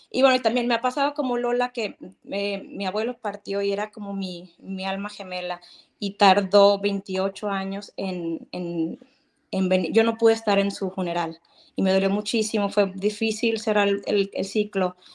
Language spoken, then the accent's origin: Spanish; Mexico; now in California, United States; Yo los veo desde California, pero soy mexicana.